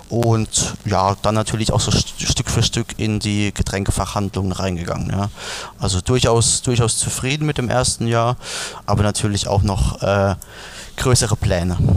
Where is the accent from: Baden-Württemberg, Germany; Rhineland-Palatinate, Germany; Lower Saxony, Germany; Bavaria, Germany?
Rhineland-Palatinate, Germany; Also wir sind ja wirklich in der Pfalz aufgewachsen, in der äh, Weinregion schlechthin